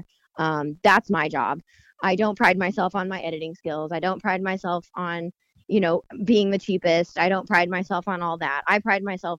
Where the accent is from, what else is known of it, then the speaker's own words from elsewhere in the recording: Bargersville, Indiana, United States; I grew up in Bartlesville. And so grew up going to Franklin, and then my boutique is down in Morgantown.